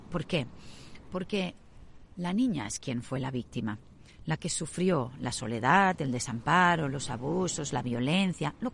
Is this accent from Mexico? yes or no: no; Sydney, New South Wales, Australia; muchas ya sabéis que yo me crié en Australia. Mis padres, cuando yo tenía cinco años, quisieron emprender un viaje por toda Europa y parte de Asia, hasta que finalmente llegaron a Singapur y ya desde ahí volaron a Australia, a Sydney.